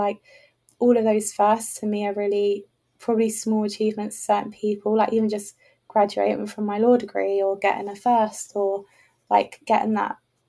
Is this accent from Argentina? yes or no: no; England, United Kingdom; I assumed, oh, I'm an English person.